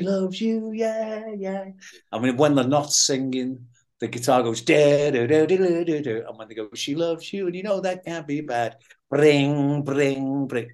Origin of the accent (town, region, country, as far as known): Liverpool, North West England, United Kingdom; born or raised there